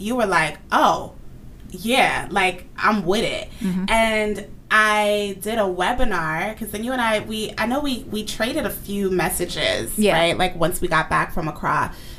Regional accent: United States; yes, I was born and raised in America, but I can't deny the duality of my identity. I was raised in a Nigerian home that happens to be located in America.

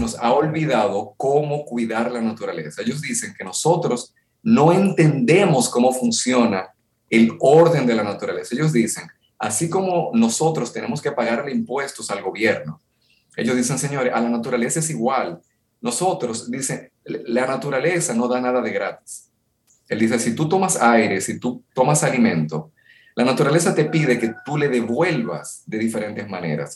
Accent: Dominican Republic; vengo de República Dominicana

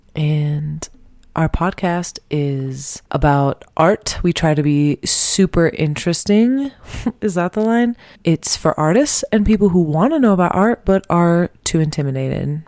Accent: Temecula, California, United States; I'm from Temecula

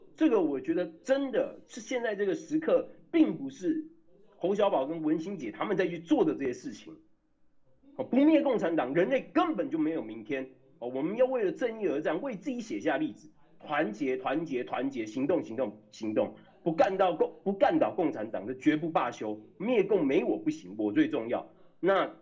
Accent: Taiwan; 我身为台湾人非常地感动

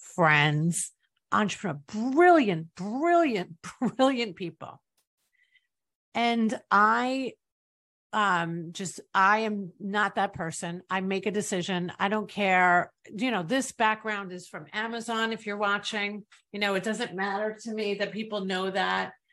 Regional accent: East Rockaway, New York, United States; now in Tampa Bay, United States; I'm from East Rockaway, Long Island, New York

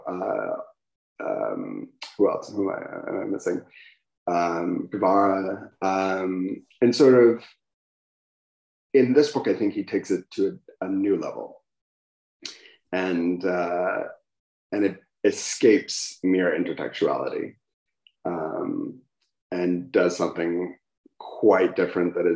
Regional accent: United States; as an American

